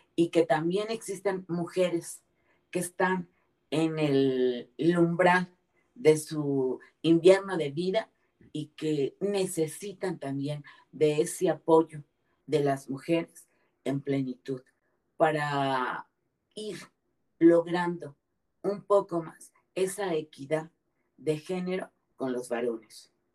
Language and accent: Spanish; Mexico; en mi país, que es donde conozco